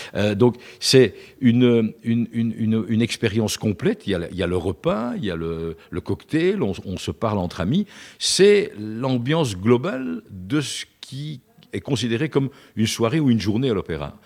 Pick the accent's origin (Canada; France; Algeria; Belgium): Belgium; Brussels, Brussels-Capital Region; je suis bruxellois depuis cette génération